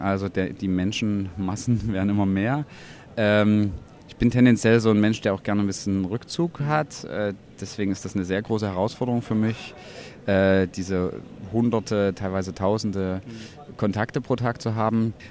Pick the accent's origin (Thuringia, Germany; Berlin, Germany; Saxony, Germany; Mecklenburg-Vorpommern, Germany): Saxony, Germany; Leipzig; bin aus Leipzig, bin unter anderem freischaffender Künstler